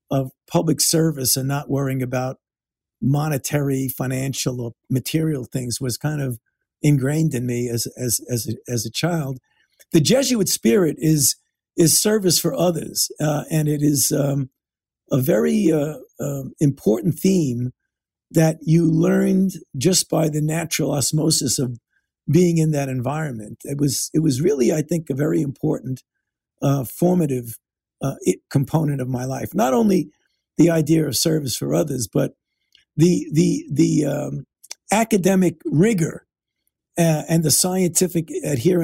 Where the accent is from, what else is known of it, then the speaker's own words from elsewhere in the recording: Brooklyn, New York, United States; growing up in Brooklyn